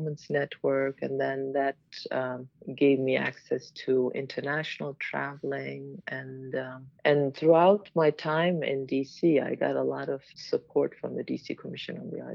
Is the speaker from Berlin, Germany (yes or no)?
yes; Berlin, Germany; moved away as an adult; also born or lived in Washington, D.C.; now in Chicago, United States; I'm originally from Germany, Berlin, and I moved here to dance